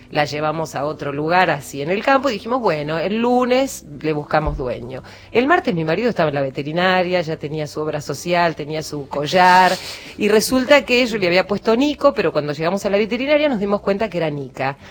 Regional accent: San Antonio de Areco, Buenos Aires Province, Argentina; cuando era muy chica, en mi pueblo, en San Antonio de Areco

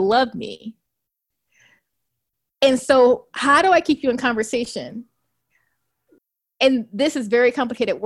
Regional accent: Compton, California, United States; When I was growing up in Compton

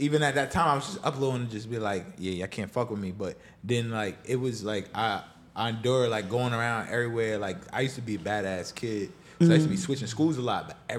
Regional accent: New York City, New York, United States; I'm from Queens. Shout out to Far Rock. I'm from Far Rockaway, but I was the first dancer from Queens

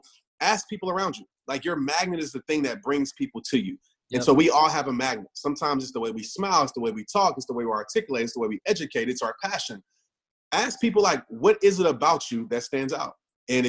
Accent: Kenner, Louisiana, United States; I grew up in New Orleans, Kenner, Louisiana.

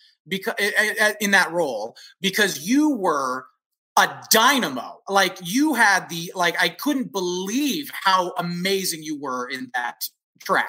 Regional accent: San Francisco Bay Area, California, United States; moved away as an adult; also born or lived in Los Angeles / New York; I'm from the San Francisco Bay Area

